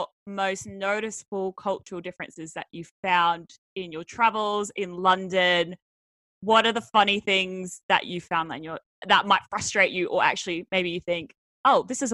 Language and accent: English; Australia; moved away; being Australian